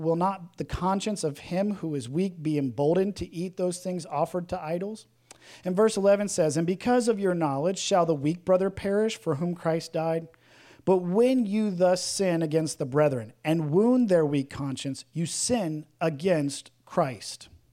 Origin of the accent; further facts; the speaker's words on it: the South, United States; growing up in the South